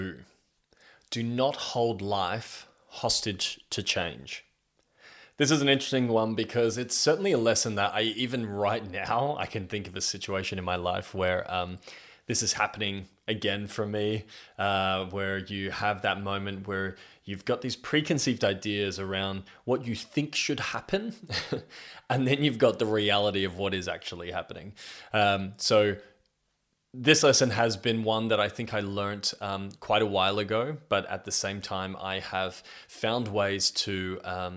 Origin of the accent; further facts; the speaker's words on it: Australia; I'm 32 years old and I'm from Australia.